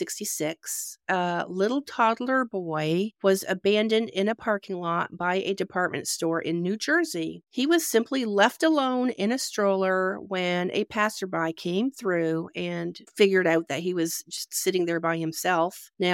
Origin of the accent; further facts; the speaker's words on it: Canada; now in United States; when I came from Canada to the United States, it was back in the 1980s